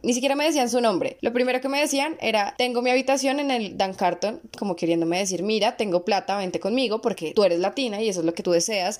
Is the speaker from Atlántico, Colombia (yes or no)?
no; Bogotá, Colombia; also born or lived in Medellín; acá en, en Bogotá, que es de donde soy